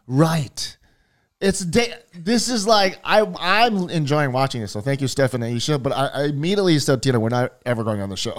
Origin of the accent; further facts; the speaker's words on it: Hawaii, United States; born and raised in Hawaii